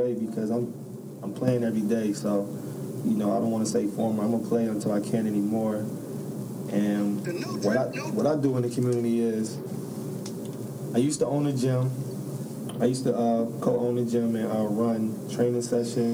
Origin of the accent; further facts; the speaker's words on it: Buffalo, New York, United States; moved away; I'm from Buffalo, New York.